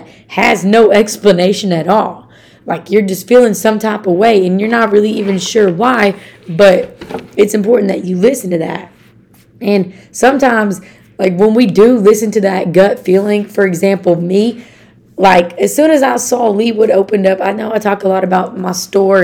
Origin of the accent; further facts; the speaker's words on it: Arkansas, United States; I'm from Arkansas.